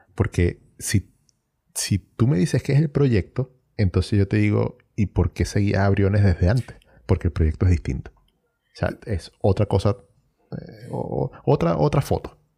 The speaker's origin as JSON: {"language": "Spanish", "country": "Venezuela", "moved": "as an adult", "lives_now": "Chile", "said": "yo salí de Venezuela"}